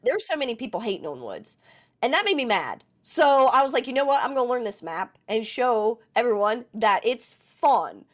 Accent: West Virginia, United States; I'm from West Virginia, so we're all a little rugged

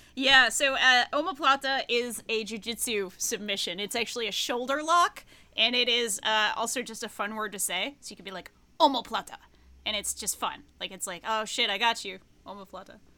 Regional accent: Pawtucket, Rhode Island, United States; my hometown, Pawtucket, Rhode Island

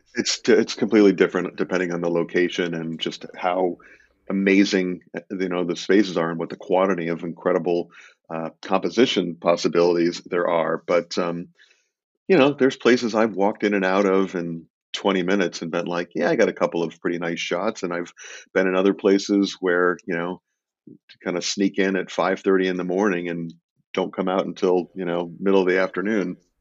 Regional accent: Illinois, United States; I grew up in Illinois

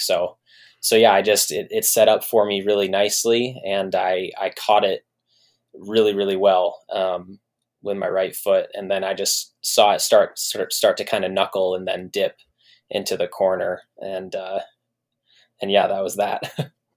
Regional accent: Lansing, Michigan, United States; born or raised there

